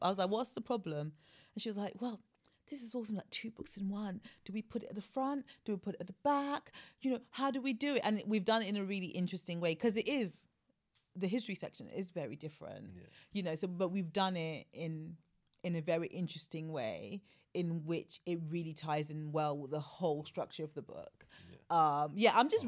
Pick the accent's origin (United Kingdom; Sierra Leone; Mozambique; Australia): Sierra Leone; moved away; I was born in Africa. I'm West African. I'm Sierra Leonean